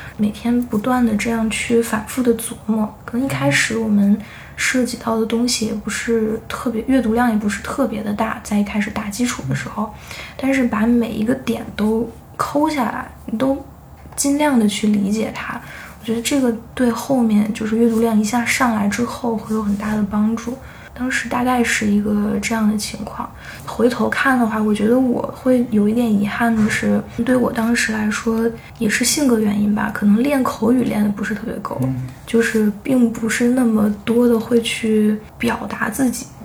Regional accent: China; 我是从中国来的

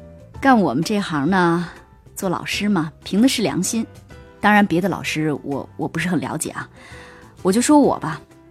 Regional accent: Hunan, China; 我们一家子都是从湖南来的，当然在这边住了很多年了，但实际上我们全家人还是都爱吃辣的

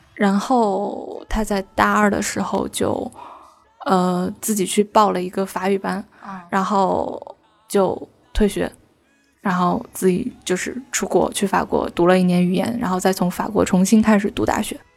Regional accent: Northeast China, China; 因为我家是东北的嘛

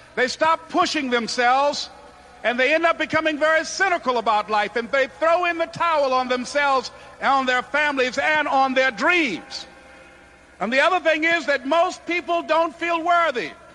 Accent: Miami, Florida, United States; I was born in Miami, Florida, in an area called Liberty City

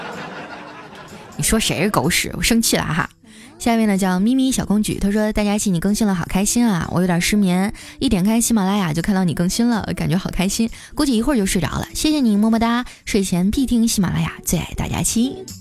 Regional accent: Northeast China, China; moved away; 我也是东北人，我是丹东爱养的

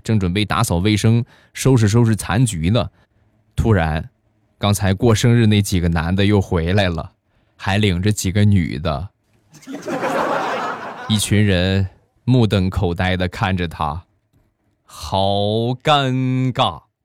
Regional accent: China; 我们中国人在激动的时候都会说的两个字儿

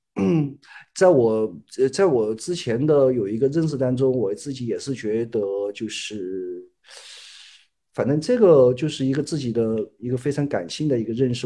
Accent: Hunan, China; moved away as an adult; now in Chongqing, China; 我是湖南的，然后我是，呃，一，呃，那个零七年去的重庆，去了重庆

